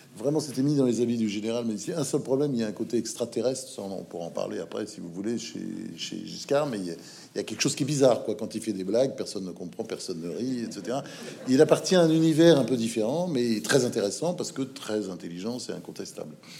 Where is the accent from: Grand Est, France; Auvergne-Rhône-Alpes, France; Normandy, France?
Normandy, France; moved away as an adult; also born or lived in United States / Provence; quand je suis monté de ma Normandie